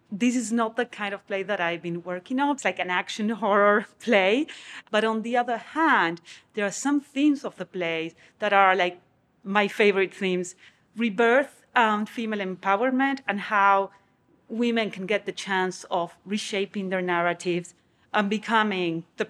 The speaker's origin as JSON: {"language": "English", "country": "Argentina", "said": "I am a theater and film director. I'm from Argentina, and I'm here at the University of Arizona as a guest artist."}